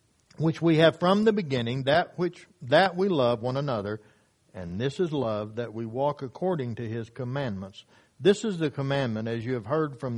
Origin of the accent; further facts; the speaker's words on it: Hastings, Oklahoma, United States; the church that I grew up at in Hastings, Oklahoma, when I was a young man